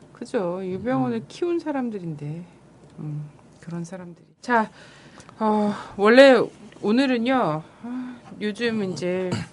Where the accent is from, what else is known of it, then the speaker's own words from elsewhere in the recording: Chungcheong, South Korea; 충, 충청도 출신으로서